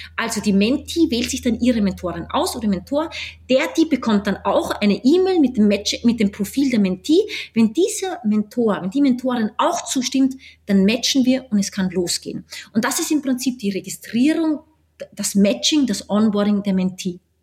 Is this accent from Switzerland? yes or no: no; Austria; moved away as an adult; also born or lived in New York, United States / Washington, United States / Mumbai, India / Berlin, Germany; Ich bin Österreicherin, halb Österreicherin, halb Brasilianerin. Äh, bin jetzt wieder zurückgekehrt nach Österreich